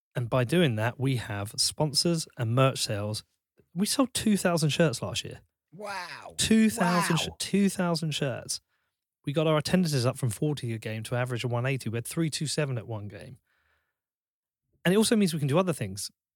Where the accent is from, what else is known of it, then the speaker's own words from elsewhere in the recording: Bedford, East of England, United Kingdom; I'm from Bedford.